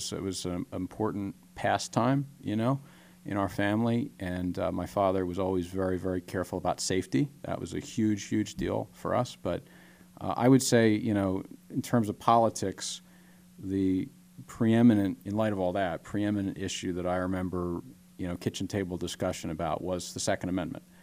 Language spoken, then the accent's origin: English; Pennsylvania, United States; growing up in Delaware County is a great thing.